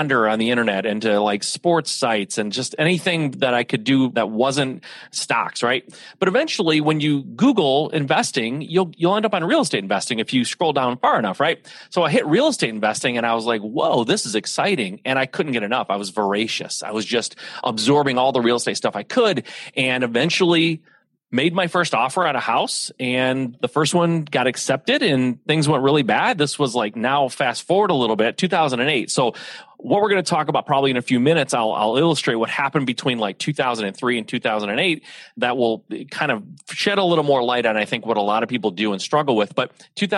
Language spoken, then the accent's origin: English; Michigan, United States; I'm a Midwest guy, born and raised in Michigan